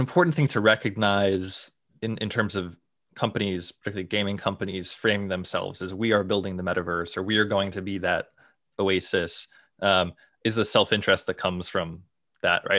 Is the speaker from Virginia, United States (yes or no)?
no; Boston, Massachusetts, United States; I grew up in the Boston area